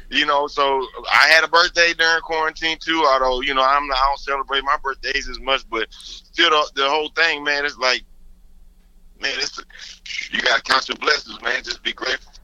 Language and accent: English; Houston, Texas, United States; growing up in Houston